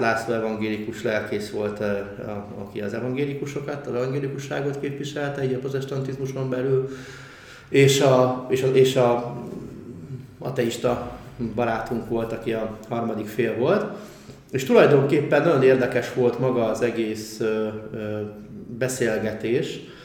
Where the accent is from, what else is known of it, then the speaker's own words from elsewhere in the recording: Budapest, Hungary; also born or lived in Budafok / Tiszakeszi; Csepelen laktunk ugye jó részét a gyerekkoromban